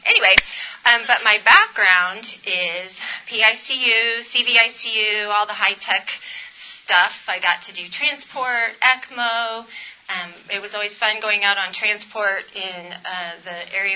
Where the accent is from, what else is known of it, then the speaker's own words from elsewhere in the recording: California, United States; I'm from California, so that is the Sierra Nevada right there, up near Mammoth